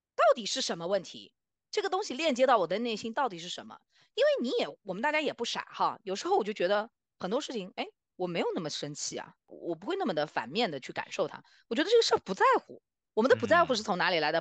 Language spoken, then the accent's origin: Chinese; China; now in North America; 我们中国人，啊，最熟悉的阴阳